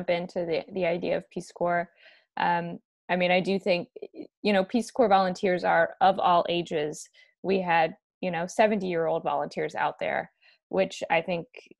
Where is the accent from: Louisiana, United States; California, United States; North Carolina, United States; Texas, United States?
Louisiana, United States; Baton Rouge; moved away as an adult; also born or lived in Ukraine; now in Washington, D.C., United States; I grew up in Baton Rouge, Louisiana